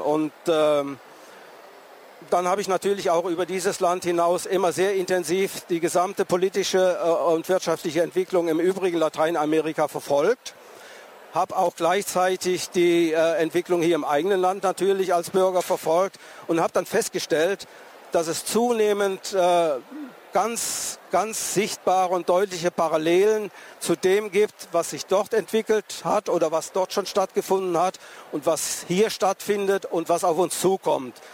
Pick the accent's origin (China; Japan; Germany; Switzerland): Germany; near Tübingen, Baden-Württemberg; ich bin aus der Nähe von Tübingen zu Hause